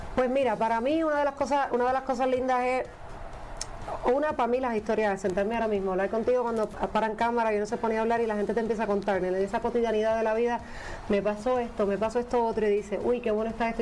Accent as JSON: {"language": "Spanish", "country": "Puerto Rico", "said": "soy puertorriqueña"}